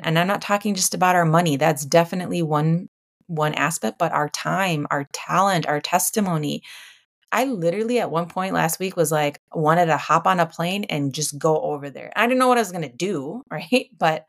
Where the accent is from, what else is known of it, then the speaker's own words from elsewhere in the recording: United States; we have to be, as Americans, as American citizens, we need to be exercising our voice and our right to vote